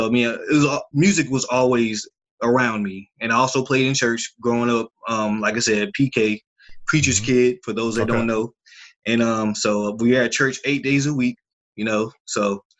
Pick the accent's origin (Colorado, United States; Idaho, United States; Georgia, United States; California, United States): Georgia, United States; Columbus; born there; also born or lived in Germany / Korea / Kansas; Well, I was born in Columbus, Georgia, on the Fort Benning base, military base. My father's military, retired Army. I've lived all around the world my entire life. Germany, Korea, Kansas, a little bit everywhere.